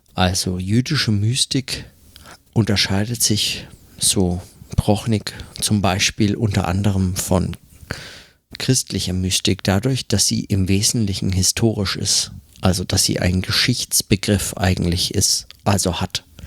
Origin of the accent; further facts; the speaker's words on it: Germany; now in New York, United States; bei uns in Deutschland